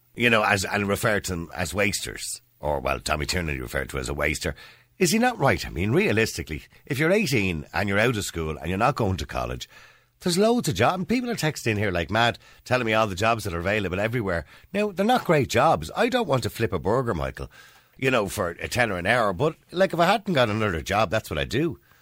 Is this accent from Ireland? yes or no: yes; Dublin, Leinster, Ireland; I was from Edenmore